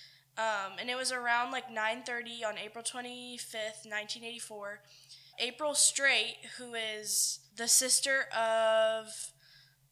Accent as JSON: {"language": "English", "town": "Winchendon", "region": "Massachusetts", "country": "United States", "said": "I'm from Winchendon, Massachusetts"}